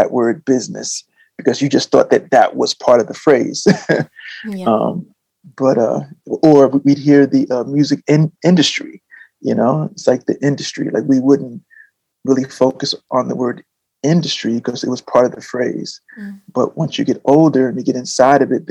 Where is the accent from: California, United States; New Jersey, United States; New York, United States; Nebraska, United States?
New Jersey, United States; growing up in New Jersey, I was in bands